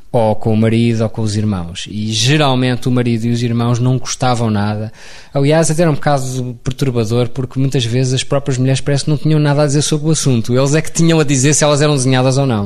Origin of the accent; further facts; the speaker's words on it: Lisbon, Portugal; also born or lived in London; Nasci em Lisboa, mas era um rapaz do campo